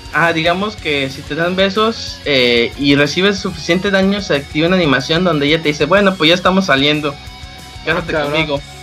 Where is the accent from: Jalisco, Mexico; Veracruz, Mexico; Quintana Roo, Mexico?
Veracruz, Mexico; Nací en Veracruz